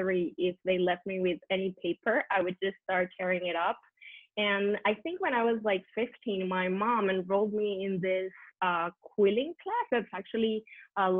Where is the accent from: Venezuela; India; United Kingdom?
Venezuela; moved away as an adult; now in Barcelona, Spain; I'm from Venezuela, South America. I came to live actually in Barcelona in Spain, where I live now 12 years ago